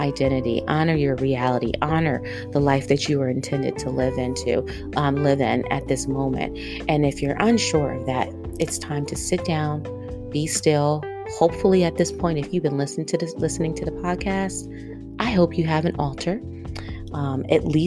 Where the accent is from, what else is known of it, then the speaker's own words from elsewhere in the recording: East Coast, United States; accent: East Coast; my East Coast accent